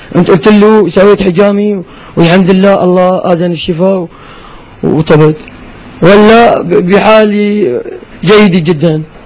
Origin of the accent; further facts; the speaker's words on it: Idlib Governorate, Syria; عندنا بإدلب